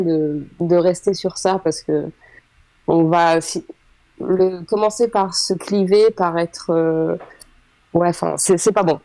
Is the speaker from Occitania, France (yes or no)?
no; Île-de-France, France; moved away as an adult; also born or lived in Oise, France; now in Senlis, France; moi j'ai grandi en Ile-de-France